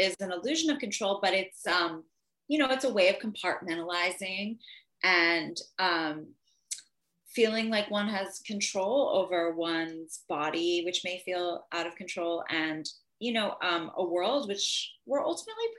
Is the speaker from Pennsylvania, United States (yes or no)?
yes; outside of Philadelphia, Pennsylvania, United States; now in Los Angeles, United States; outside of Philly, where I'm from